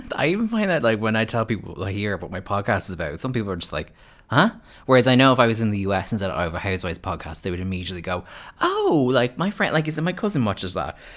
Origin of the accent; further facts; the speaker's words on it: United States; now in Ireland; an American person living in Ireland